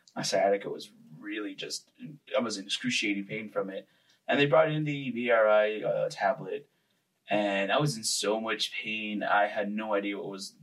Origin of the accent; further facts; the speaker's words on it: El Paso, Texas, United States; also born or lived in Mexico; I was born in Mexico, moved here to the United States, here in El Paso, was raised here